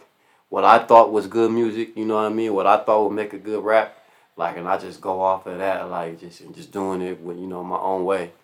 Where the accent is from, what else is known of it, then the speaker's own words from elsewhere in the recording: Pomona, California, United States; growing up in Pomona